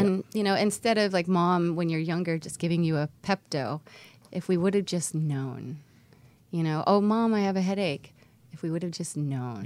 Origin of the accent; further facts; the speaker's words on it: Homestead, Florida, United States; South Florida